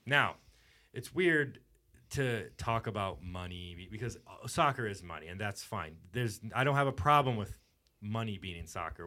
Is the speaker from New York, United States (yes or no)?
no; Houston, Texas, United States; growing up in Houston